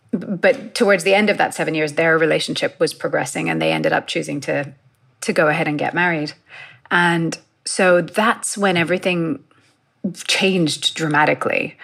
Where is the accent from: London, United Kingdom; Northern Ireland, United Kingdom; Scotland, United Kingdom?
London, United Kingdom; I grew up in London